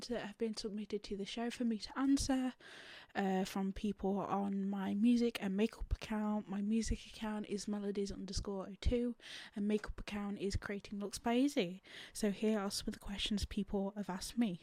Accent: England, United Kingdom; I'm from England

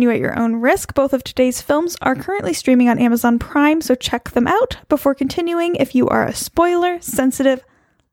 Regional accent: near La Mesa, California, United States; born or raised there

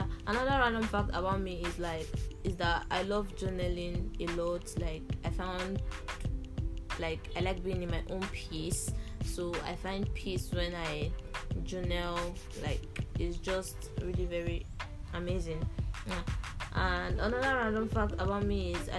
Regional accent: Nigeria; I'm from Nigeria

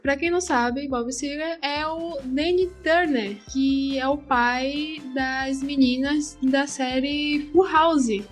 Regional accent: Salvador, Bahia, Brazil; now in Portugal; Eu sou baiana de Salvador, porém atualmente estou morando em Portugal.

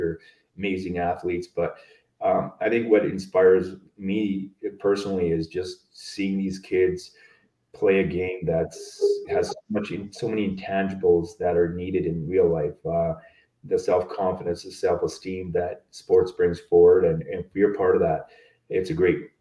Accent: Sparwood, British Columbia, Canada; moved away; also born or lived in Edmonton; growing up in Sparwood, there was a lot of reserves nearby

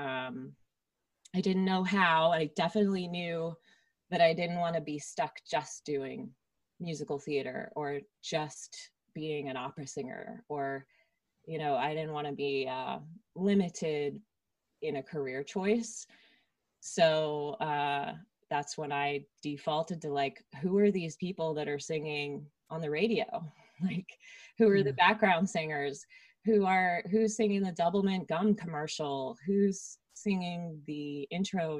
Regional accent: Princeton, New Jersey, United States; now in Los Angeles, United States; I grew up in around Princeton, New Jersey

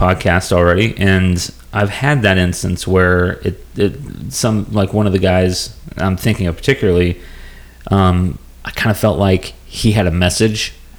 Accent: Gillespie, Illinois, United States; I was from Gillespie.

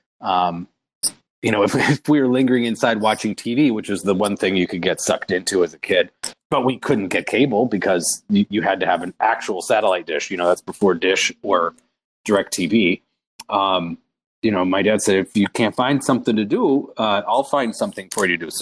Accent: Cottage Grove, Minnesota, United States; born or raised there; also born or lived in St. Paul, Minnesota

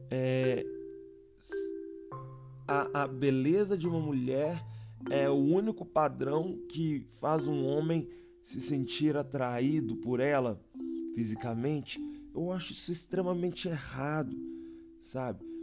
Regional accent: Minas Gerais, Brazil; Mas olha só, eu sou mineiro. Pensa no torresmo, que é uma coisa assim maravilhosa aqui de Minas.

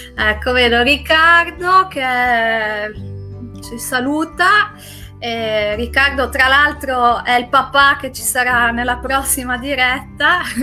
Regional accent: Trentino-Alto Adige, Italy; sia io che Francesca, eh, siamo, veniamo dall'Alto Adige

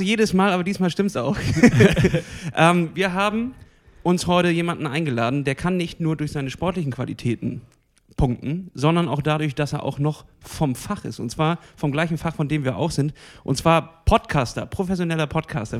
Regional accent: Germany; bei uns in Deutschland

